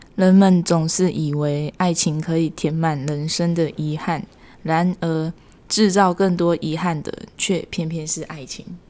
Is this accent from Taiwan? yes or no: yes; Miaoli County, Taiwan; 我是来自苗栗的